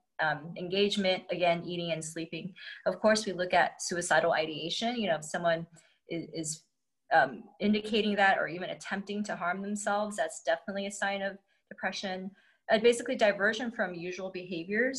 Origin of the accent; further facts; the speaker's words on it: United States; I'm Chinese American